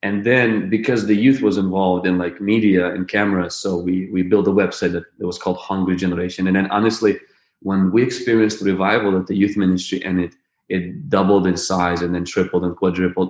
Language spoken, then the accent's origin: English; Ukraine; I was born in the Ukraine to a family of two brothers and two sisters